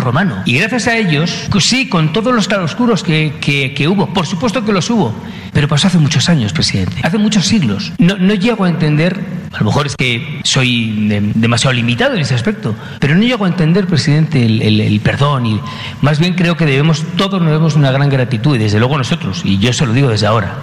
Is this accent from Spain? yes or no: yes; Spain; now in Mexico